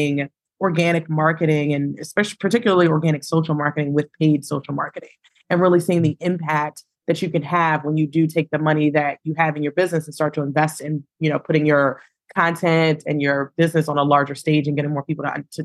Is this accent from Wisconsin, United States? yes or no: no; Baltimore, Maryland, United States; I am born and raised in Baltimore, Maryland